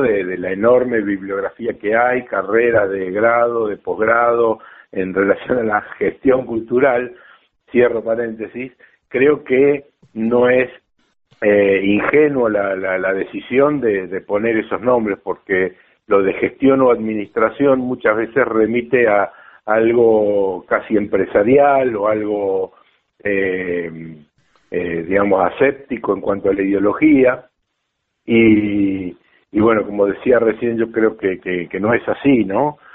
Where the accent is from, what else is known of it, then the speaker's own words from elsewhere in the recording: La Plata, Buenos Aires Province, Argentina; Yo nací en Capital, pero por suerte cuando era un niño, tenía dos años, tres años, nos fuimos a La Plata, estuve unos cinco o seis años viviendo en La Plata